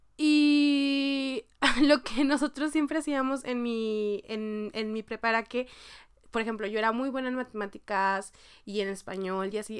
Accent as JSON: {"language": "Spanish", "country": "Mexico", "moved": "as an adult", "lives_now": "South Korea", "said": "entré a la prepa, digo a la facultad, que en México estuve en la facultad un año y medio"}